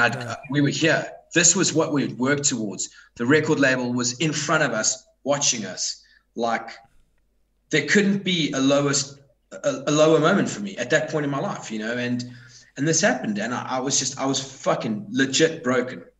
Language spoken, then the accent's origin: English; South Africa; I'm from South Africa.